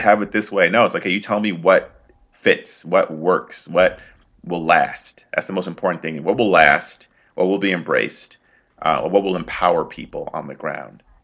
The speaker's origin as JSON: {"language": "English", "country": "United States", "tie": "born or raised there", "said": "I was born and raised here in the U.S."}